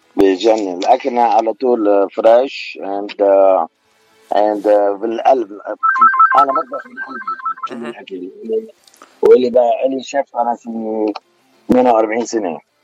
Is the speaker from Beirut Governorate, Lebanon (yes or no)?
yes; Beirut, Beirut Governorate, Lebanon; accent: Beiruti; moved away; أنا من بيروت أنا من لبنان